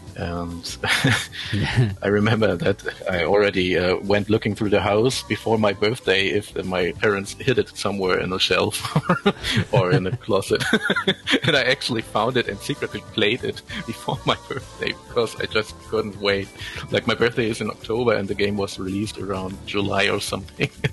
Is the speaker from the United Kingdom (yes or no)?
no; Germany; first language German; English is a second language; I'm from Germany, and German is my first language